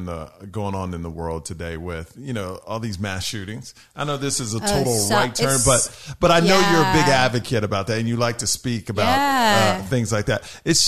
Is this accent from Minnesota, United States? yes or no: no; Texas, United States; I'm from Texas.